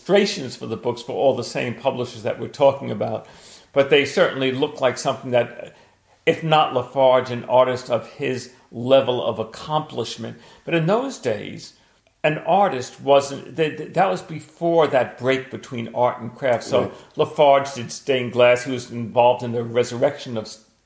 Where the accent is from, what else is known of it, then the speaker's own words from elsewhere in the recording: United States; I'm American